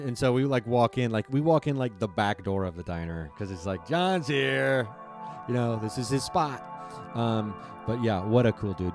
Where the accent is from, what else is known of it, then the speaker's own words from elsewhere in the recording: Dayton, Ohio, United States; my hometown, Dayton, Ohio